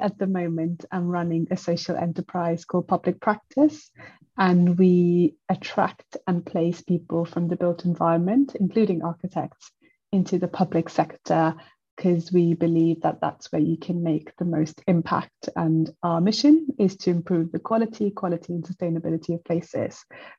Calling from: London, United Kingdom; I am speaking from London.

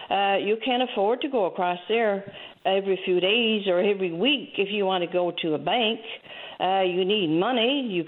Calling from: Burgeo, Newfoundland and Labrador, Canada; Yes, I'm calling from the Southwest Coast. About the bank here in Burgio.

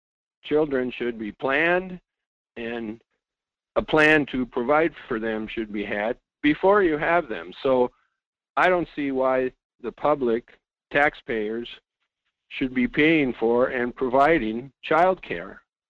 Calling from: Fairbanks, Alaska, United States; I'm calling from Fairbanks.

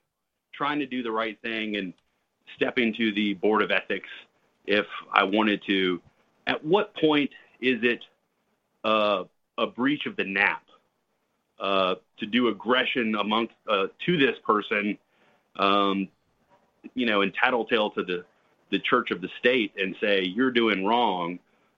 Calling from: Florida, United States; Florida right now, though.

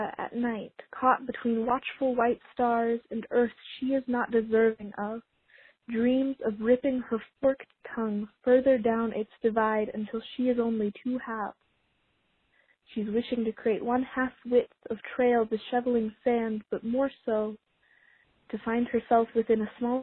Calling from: Salt Lake City, Utah, United States; I'm calling from Salt Lake City, Utah

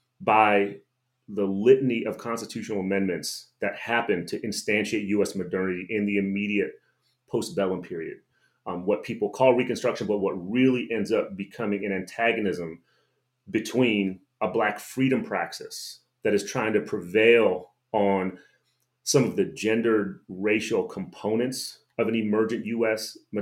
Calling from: Corona, California, United States; I'll just say that I'm speaking from Corona, California, which is occupied Tongva Kaweah land

